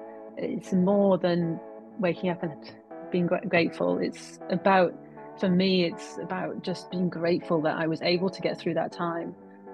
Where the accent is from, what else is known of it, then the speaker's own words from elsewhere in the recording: Mid Wales, United Kingdom; also born or lived in West London; now in London, United Kingdom; I'm not a Londoner. I was born and bred in Mid Wales, in the hills, without a neighbour in sight, a real country girl who climbed trees and made dens.